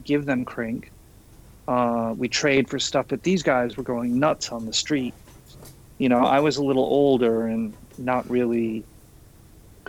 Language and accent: English; New York City, New York, United States; moved away as an adult; also born or lived in San Francisco; I'm from Queens. I'm not from Manhattan.